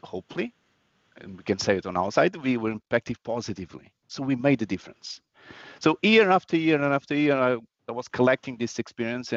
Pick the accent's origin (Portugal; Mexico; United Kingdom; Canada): Portugal; also born or lived in Angola / India; mom and dad are from India, but I was actually born in Africa. So I was born in Angola, and with the age of 2, I'm back here in Portugal.